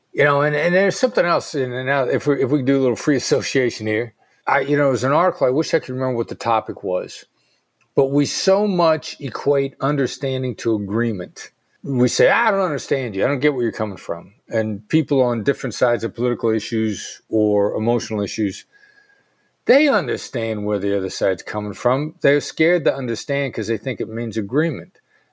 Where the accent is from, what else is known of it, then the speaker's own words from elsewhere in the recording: Iowa, United States; moved away as an adult; also born or lived in Pittsburgh / New York; I grew up in Iowa. I'd never been anywhere